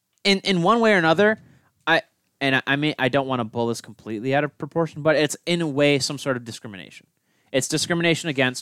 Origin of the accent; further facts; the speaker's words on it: United States; we're American.